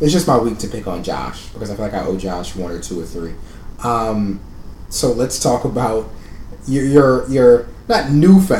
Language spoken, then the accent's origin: English; San Antonio, Texas, United States; now in Austin, United States; I didn't drive growing up in San Antonio.